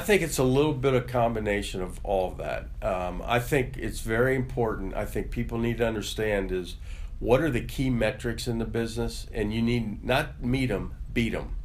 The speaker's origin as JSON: {"language": "English", "town": "Cincinnati", "region": "Ohio", "country": "United States", "tie": "born or raised there", "also_born_or_lived": "Mount Lookout / Symmes Township", "said": "I've basically grew up in Cincinnati. Great town to be raised"}